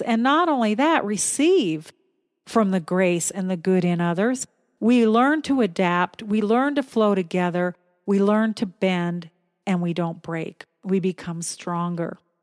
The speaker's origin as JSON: {"language": "English", "country": "United States", "also_born_or_lived": "Philippines", "moved": "as an adult", "said": "as an American"}